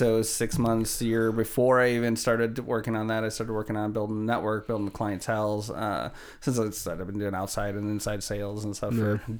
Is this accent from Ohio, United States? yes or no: no; Chicago, Illinois, United States; Yeah, yeah, from okay. Chicago.